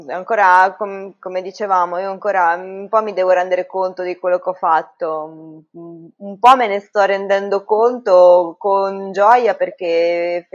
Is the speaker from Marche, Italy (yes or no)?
yes; Ancona, Marche, Italy; sono anconetana, eh, abito al Conero, e classe 78, e sono personal trainer